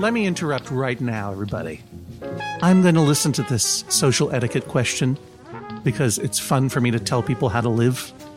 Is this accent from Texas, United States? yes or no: no; Brookline, Massachusetts, United States; moved away as an adult; now in Brooklyn, United States; I grew up in Brookline, Massachusetts.